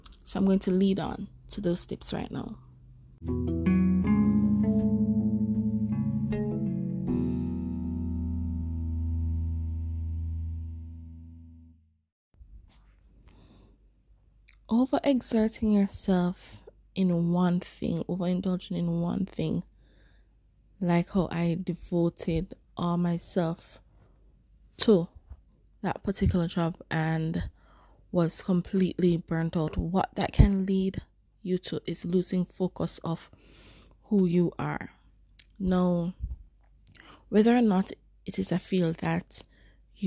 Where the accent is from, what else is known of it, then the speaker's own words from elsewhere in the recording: Jamaica; as Black people, especially as Jamaicans. As a Jamaican